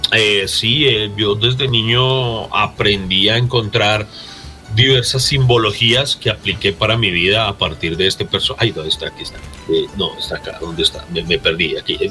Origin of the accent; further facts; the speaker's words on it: Pereira, Risaralda, Colombia; yo soy de Pereira